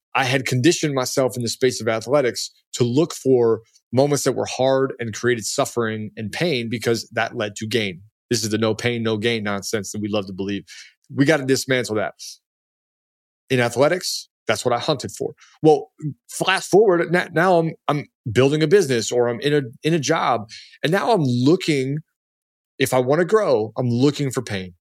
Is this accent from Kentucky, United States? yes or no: no; Baltimore, Maryland, United States; also born or lived in Washington, D.C.; I came from Baltimore and D C, like, this is part of my D N A, be gritty